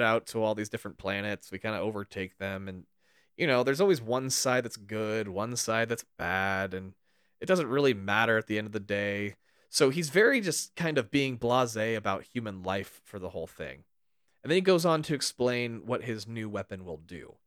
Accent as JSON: {"language": "English", "region": "California", "country": "United States", "tie": "born or raised there", "said": "we grew up in very different parts of California"}